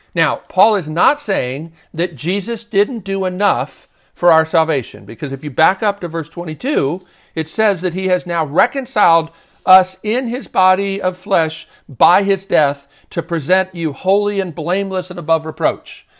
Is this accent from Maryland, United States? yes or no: yes; Baltimore, Maryland, United States; moved away as an adult; now in Nashville, United States; I did go one time in middle school, growing up in Baltimore.